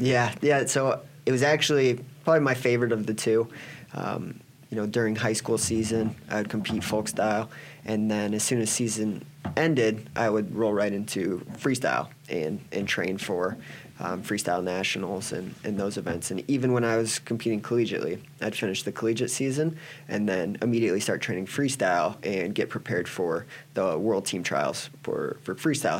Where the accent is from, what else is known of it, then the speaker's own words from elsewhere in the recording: Cedar Rapids, Iowa, United States; now in Nebraska, United States; I grew up in Cedar Rapids, Iowa